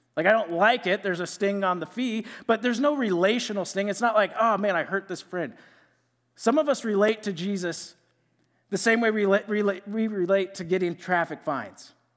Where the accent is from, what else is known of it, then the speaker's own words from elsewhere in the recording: Iowa, United States; moved away as an adult; now in Mankato, United States; I'm from Iowa, and I went to Iowa State